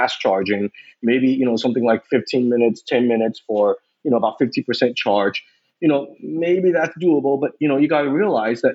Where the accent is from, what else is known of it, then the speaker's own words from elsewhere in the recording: West Coast of the United States, United States; moved away as an adult; also born or lived in Taiwan; I grew up on the West Coast of the United States.